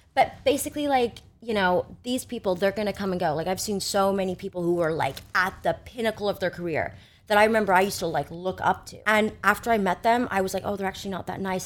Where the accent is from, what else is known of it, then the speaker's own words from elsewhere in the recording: Annapolis, Maryland, United States; I grew up in Annapolis, Maryland, which is like a small town.